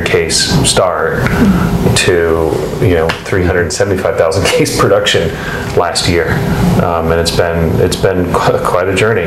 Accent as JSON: {"language": "English", "region": "California", "country": "United States", "tie": "born or raised there", "also_born_or_lived": "France", "moved": "as an adult", "lives_now": "Oregon, United States", "said": "I grew up in California, grew up in the wine industry a little bit in California"}